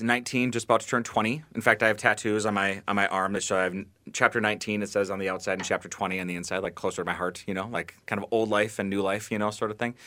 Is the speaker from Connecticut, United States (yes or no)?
no; Bloomington, Minnesota, United States; I grew up in Bloomington, so not too far, and now I live in South Minneapolis